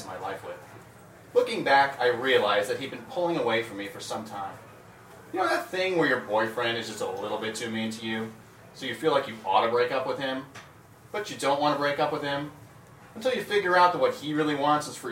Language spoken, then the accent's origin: English; Wyoming, United States; moved away as an adult; now in New York, United States; I'm originally from Wyoming.